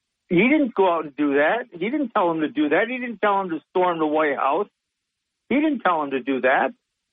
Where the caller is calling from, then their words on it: Sidney, New York, United States; Sydney, New York.